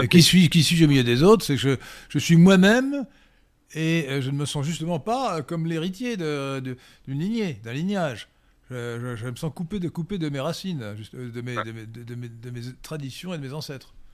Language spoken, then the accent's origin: French; Port-Lyautey, Rabat-Salé-Kénitra, Morocco; born there; mon père était en garnison à Port-Lioté au Maroc pendant le protectorat que je suis né au Maroc.